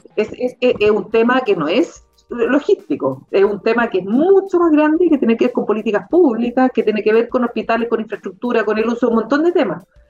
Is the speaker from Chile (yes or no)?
yes; Concepción, Biobío, Chile; now in Santiago, Chile; yo soy de Concepción